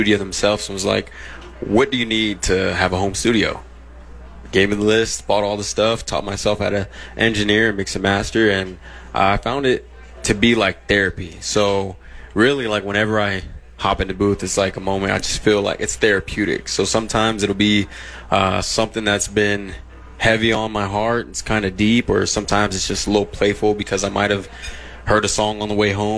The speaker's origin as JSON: {"language": "English", "town": "San Bernardino", "region": "California", "country": "United States", "tie": "born or raised there", "moved": "yes", "said": "growing up in San Bernardino"}